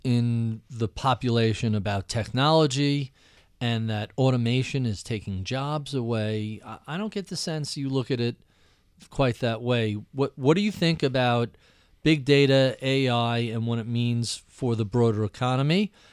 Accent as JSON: {"language": "English", "country": "United States"}